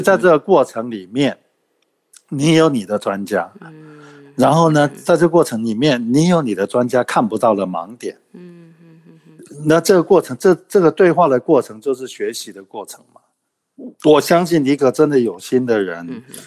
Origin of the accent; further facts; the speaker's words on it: Taiwan; 我们台湾人